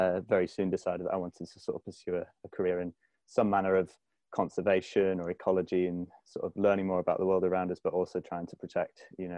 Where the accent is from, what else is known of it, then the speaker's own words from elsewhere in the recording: Conwy, Wales, United Kingdom; now in Faroe Islands; I'm originally from North Wales, somewhere called Conwy in North Wales, and grew up in the sort of foothills of Snowdonia.